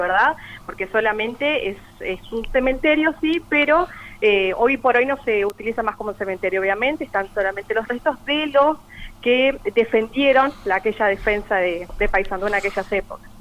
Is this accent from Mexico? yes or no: no; Paysandú, Uruguay; nacida y criada acá en Paysandú